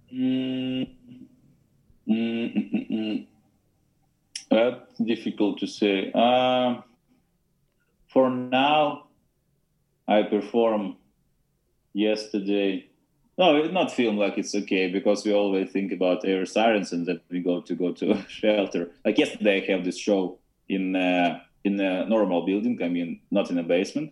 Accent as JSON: {"language": "English", "country": "Ukraine", "second_language": "English"}